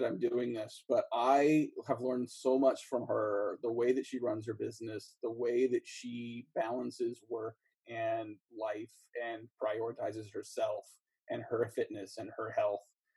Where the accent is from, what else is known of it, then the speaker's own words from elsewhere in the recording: East Bay, Bay Area, Northern California, United States; a mom and pop grocery store where I grew up in the East Bay, Bay Area, Northern California